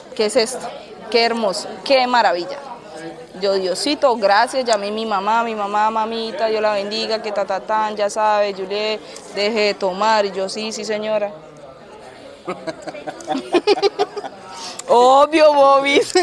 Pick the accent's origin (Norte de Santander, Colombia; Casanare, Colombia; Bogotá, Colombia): Norte de Santander, Colombia; Cúcuta; moved away as an adult; also born or lived in Lugo, Spain; now in Murcia, Spain; Yo soy de Cúcuta